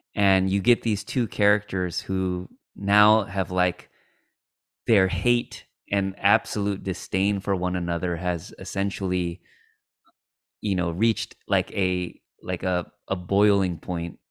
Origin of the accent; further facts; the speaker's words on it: United States; second generation Korean American like myself who, like, my parents were immigrants So, like, I grew up with a very, like, Kore-, you know, traditional Korean upbringing, um, but then I grew up in America